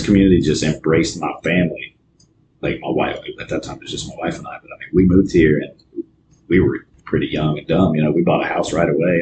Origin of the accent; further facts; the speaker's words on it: Manchester, Ohio, United States; I grew up in Southern Ohio, small town, Manchester, Ohio.